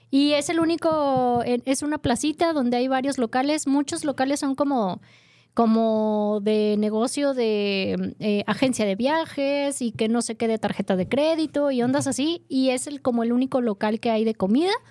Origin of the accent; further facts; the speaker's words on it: Guadalajara, Jalisco, Mexico; Te lo digo como buen tapatío.